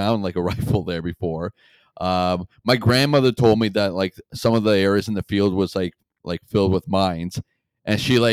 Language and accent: English; Canada; born or raised there